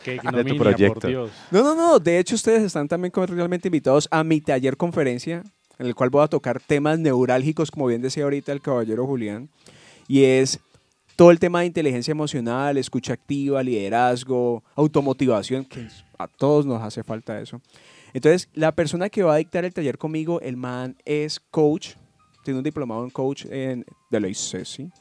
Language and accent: Spanish; Cali, Valle del Cauca, Colombia; Y te lo digo como caleño.